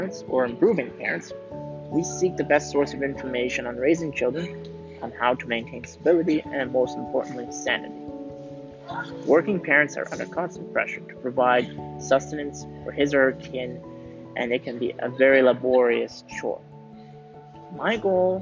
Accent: Canada; moved away as an adult; now in Switzerland; I was born and raised in Canada, and I moved to Switzerland in 2007

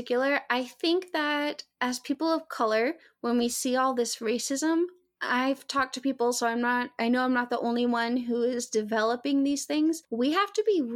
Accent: Arkansas, United States; I grew up in Arkansas

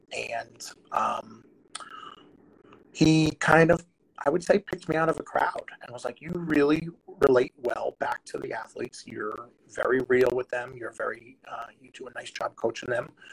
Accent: New Jersey, United States; I grew up in New Jersey

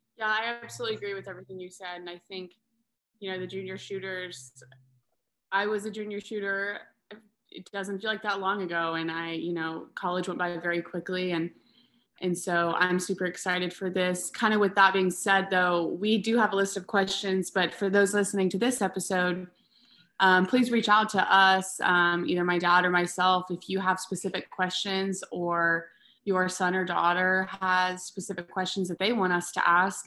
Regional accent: Texas, United States; also born or lived in Mississippi; we are in Texas, and I grew up in Texas my entire life

